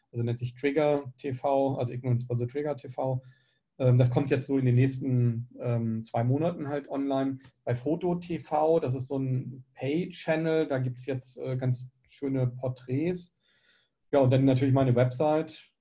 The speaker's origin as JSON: {"language": "German", "country": "Germany", "tie": "born or raised there", "said": "also ich bin in einem, in Deutschland groß geworden"}